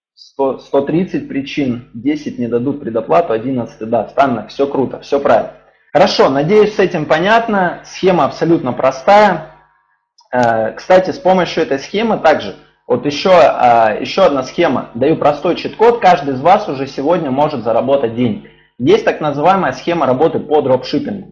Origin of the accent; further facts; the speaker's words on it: Ukraine; also born or lived in Dnipropetrovsk; now in Saint Petersburg, Russia; Украину обнимаю, вообще моя родина